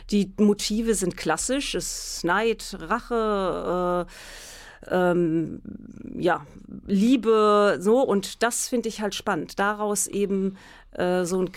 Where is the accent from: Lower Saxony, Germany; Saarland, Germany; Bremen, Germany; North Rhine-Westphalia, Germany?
North Rhine-Westphalia, Germany; Münster; Ich komme aus Münster, ich kenne mich hier gut aus